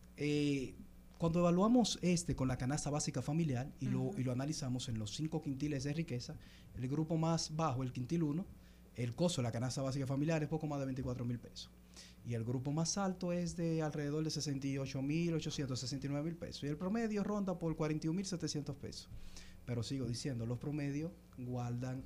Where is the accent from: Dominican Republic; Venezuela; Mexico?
Dominican Republic; Constanza, La Vega; now in Santo Domingo, Dominican Republic; yo soy de Constanza y donde resido, en Santo Domingo.